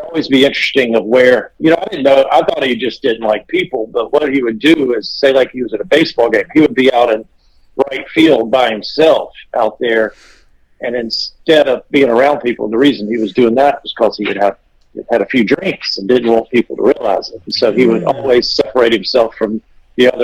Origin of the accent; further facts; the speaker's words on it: Macon, Georgia, United States; I'm from Macon, Georgia, a little south of Atlanta.